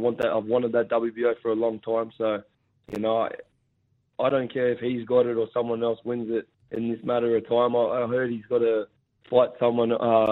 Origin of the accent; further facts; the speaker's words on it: Gosford, New South Wales, Australia; Gosford Stadium, my hometown in the Central Coast